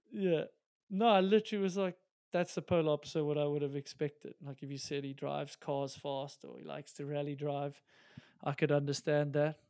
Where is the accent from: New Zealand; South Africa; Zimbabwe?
South Africa; we're South African